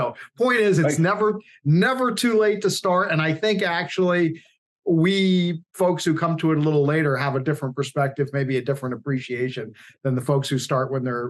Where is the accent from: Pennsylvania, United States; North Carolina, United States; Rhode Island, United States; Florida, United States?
Rhode Island, United States; I grew up in Rhode Island, and southern New England is pretty much suburbia.